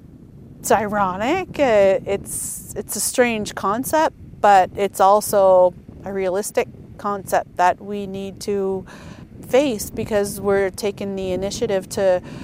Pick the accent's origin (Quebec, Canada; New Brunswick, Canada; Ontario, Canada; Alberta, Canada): New Brunswick, Canada; Eel River Bar First Nation; I'm from Eel River Bar, and I'm the chief here of the community.